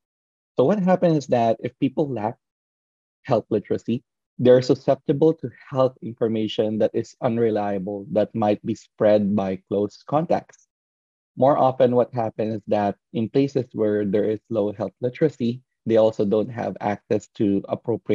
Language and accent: English; Philippines; moved away; my hometown, the Philippines